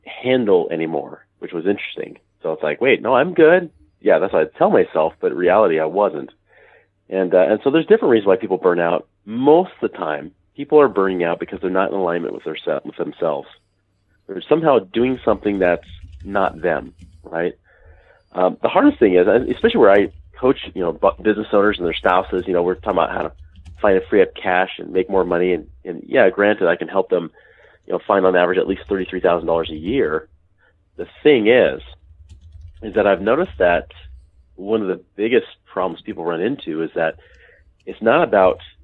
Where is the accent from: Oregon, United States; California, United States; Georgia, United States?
Oregon, United States; Portland; moved away as an adult; now in Utah, United States; I'm from the Portland, Oregon area originally, but moved out here to Utah, just south of Salt Lake City, roughly about 16 and a half years ago